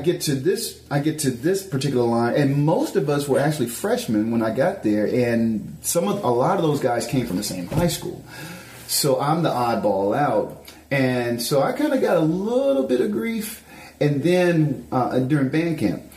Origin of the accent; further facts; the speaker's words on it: Memphis, Tennessee, United States; moved away; I'm coming from Memphis